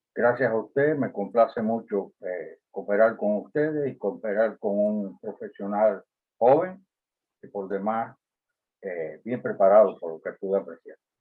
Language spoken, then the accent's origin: Spanish; Cuba; also born or lived in Tamaulipas, Mexico; now in United States; Como cubano y vinculado con, aspectos de la política en Cuba, como estuve, la razón por la cual salí al exilio